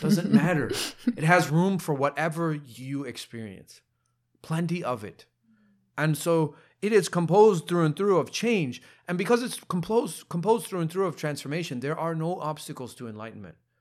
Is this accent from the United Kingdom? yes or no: no; Ohio, United States; I'm a dude from Ohio.